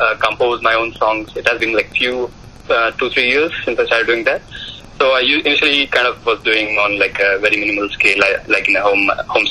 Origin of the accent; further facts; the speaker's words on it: India; moved away as an adult; now in California, United States; I'm basically from India and probably spent my early life there. And I moved to U.S. like probably 5-6 years back